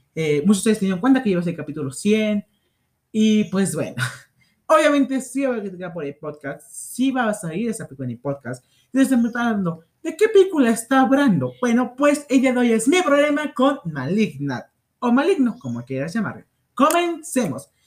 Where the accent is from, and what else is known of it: Mexico